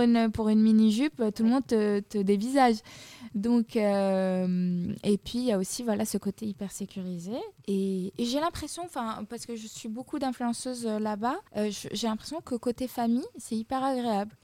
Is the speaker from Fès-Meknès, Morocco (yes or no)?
yes; Fès, Fès-Meknès, Morocco; moved away; je suis rentrée chez moi à Fès